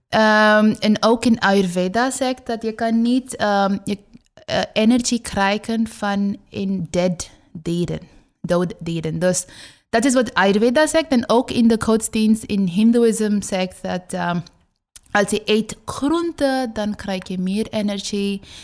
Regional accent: West Bengal, India; Dutch is a second language; now in Netherlands; ik kom uit Oost. Ik heb daar eh, geboren

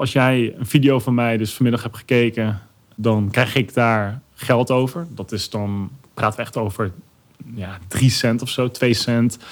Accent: Arnhem, Gelderland, Netherlands; Ik kom uit Arnhem

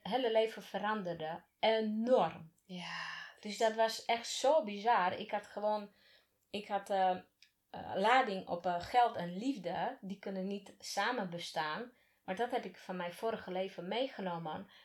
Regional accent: Slovakia; now in Netherlands; waar ik vandaan kom. En niet, bedoel ik niet uit Slowakije, maar echt waar ik vandaan

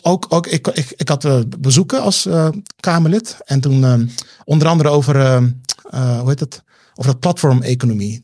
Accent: Rotterdam, South Holland, Netherlands; now in Amsterdam, Netherlands; ik ben weer terug in Rotterdam-Zuid, waar ik vandaan kom. Ehm, in, in, het onderwijs. En het was, het was al geen vetpot toen ik daar opgroeide

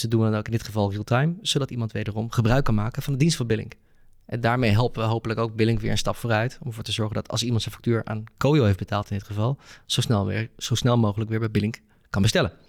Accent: Netherlands; als Nederlanders

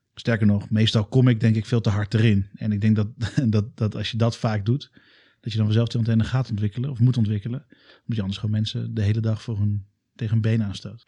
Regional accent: Alphen aan den Rijn, South Holland, Netherlands; moved away as an adult; now in Utrecht, Netherlands; ik kom uit Alphen aan de Rijn.

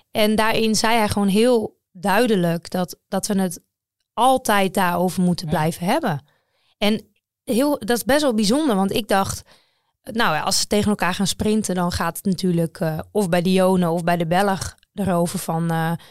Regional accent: Netherlands; Maar wij als Nederlanders... Weet, ja, er is natuurlijk uh, Jacobsen en Groenewegen

